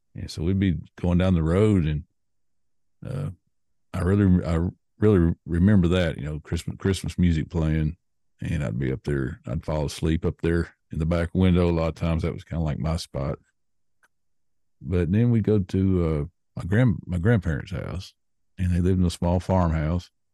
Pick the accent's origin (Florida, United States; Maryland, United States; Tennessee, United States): Tennessee, United States; Nashville; I was born and raised in Nashville, Tennessee